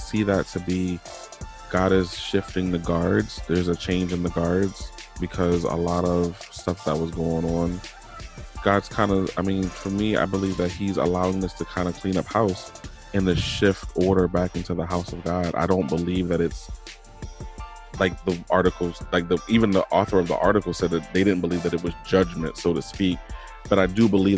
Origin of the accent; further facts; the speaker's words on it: Virginia, United States; growing up in Virginia